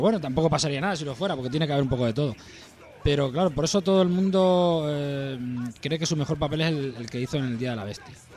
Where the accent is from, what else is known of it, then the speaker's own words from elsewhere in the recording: Spain; cómo somos los españoles